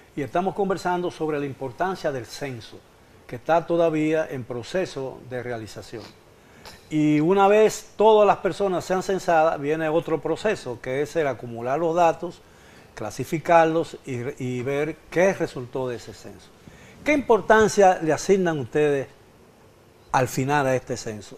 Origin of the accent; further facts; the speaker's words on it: Dominican Republic; cuántos realmente somos dominicanos